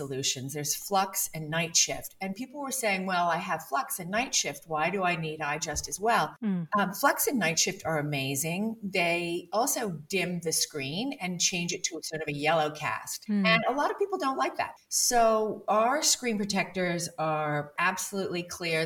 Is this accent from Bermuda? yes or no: yes; Bermuda; I grew up in Bermuda before sunblock.